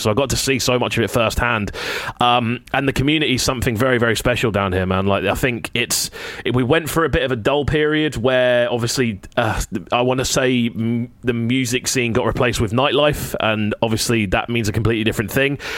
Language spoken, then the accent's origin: English; Brighton, South East England, United Kingdom; I love my hometown to pieces. Like I put my flag on for Brighton constantly.